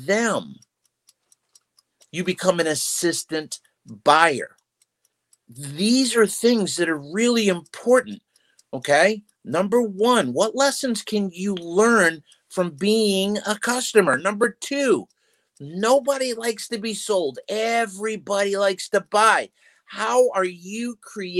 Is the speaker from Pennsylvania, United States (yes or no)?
no; Massachusetts, United States; moved away; I'm from Massachusetts originally